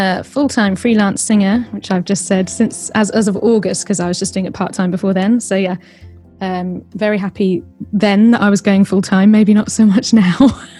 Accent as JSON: {"language": "English", "town": "Kingston", "region": "London", "country": "United Kingdom", "tie": "born or raised there", "said": "Southwest London. So I grew up in Kingston. And lived there always. I've moved over to Southeast in the past 4 years. I haven't moved far."}